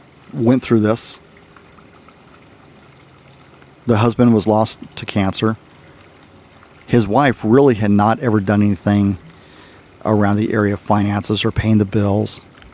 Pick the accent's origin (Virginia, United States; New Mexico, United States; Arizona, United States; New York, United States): Arizona, United States; also born or lived in Texas; When I was a kid growing up in Arizona, my aunt and uncle found a koi dog.